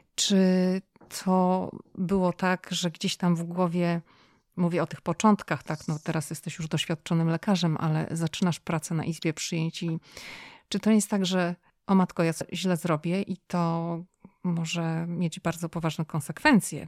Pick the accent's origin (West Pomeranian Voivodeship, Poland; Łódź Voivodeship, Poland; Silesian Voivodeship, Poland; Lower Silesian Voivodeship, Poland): West Pomeranian Voivodeship, Poland; Szczecin; jestem zachodniopomorskie Szczecin